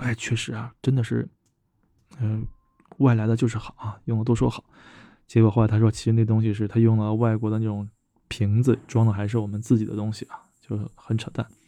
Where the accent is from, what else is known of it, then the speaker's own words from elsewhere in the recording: China; 我们中国人